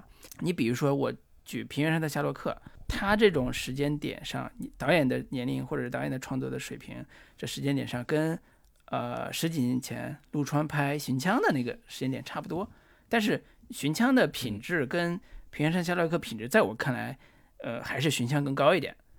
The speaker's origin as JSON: {"language": "Chinese", "region": "northern China", "country": "China", "said": "就是作为我作为一个"}